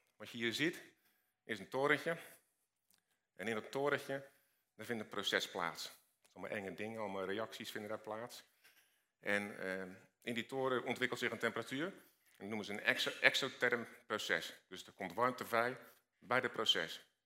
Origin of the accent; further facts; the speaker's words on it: Rotterdam, South Holland, Netherlands; Ik kom uit Rotterdam